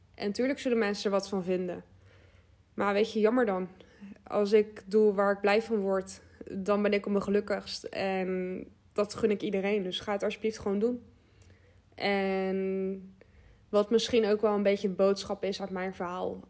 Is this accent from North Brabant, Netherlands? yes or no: no; Westland, South Holland, Netherlands; ik kom uit Westland, dus dat, eh, ja, dat ligt gewoon tegen Den Haag aan